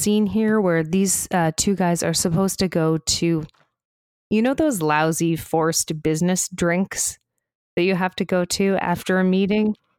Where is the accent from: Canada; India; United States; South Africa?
Canada; we're Canadian outsiders